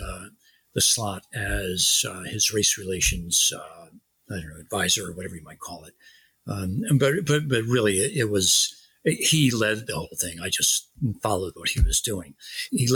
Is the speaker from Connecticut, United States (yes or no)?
yes; Stratford, Connecticut, United States; my hometown, Stratford, Connecticut